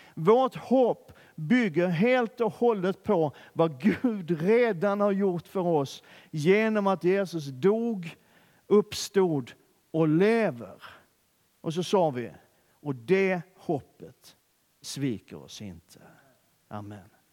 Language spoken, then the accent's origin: Swedish; Skåne, Sweden; accent: Scanian (skånska); min skånska